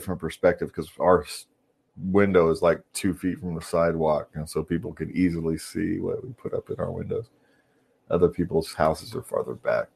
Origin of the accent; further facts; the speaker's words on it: California, United States; we're from California.